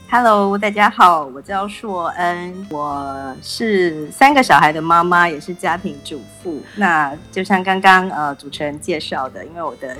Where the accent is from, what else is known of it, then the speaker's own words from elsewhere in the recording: Taiwan; 后来我回台湾之后